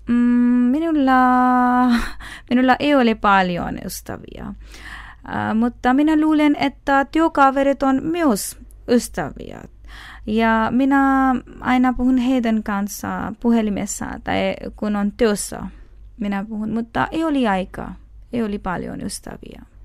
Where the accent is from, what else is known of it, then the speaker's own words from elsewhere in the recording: Pakistan; Finnish is a second language; moved away as an adult; now in Finland; Olen pakistanilainen ja muslimi.